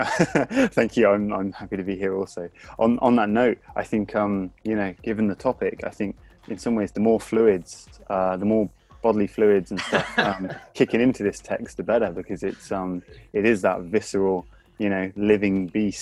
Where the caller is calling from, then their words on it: London, United Kingdom; I'm calling from the UK. For now, it's the UK. And London.